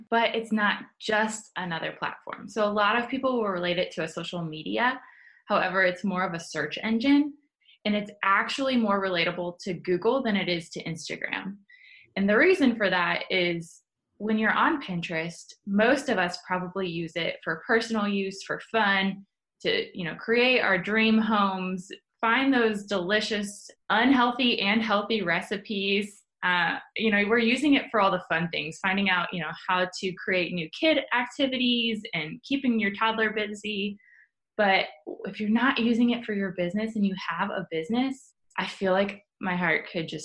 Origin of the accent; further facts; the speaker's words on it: Columbus, Ohio, United States; I am born and raised in Columbus, Ohio. Love it here